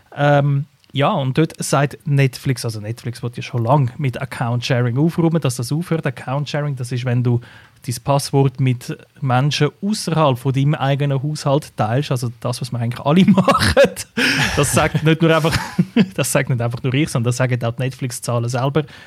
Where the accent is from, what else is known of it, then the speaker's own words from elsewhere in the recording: Switzerland; bei uns in der Schweiz